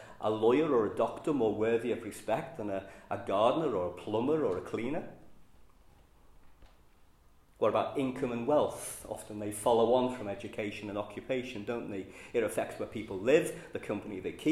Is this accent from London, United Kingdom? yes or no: no; Liverpool, North West England, United Kingdom; accent: Scouse; I'm a Scouser. You can tell that from my accent.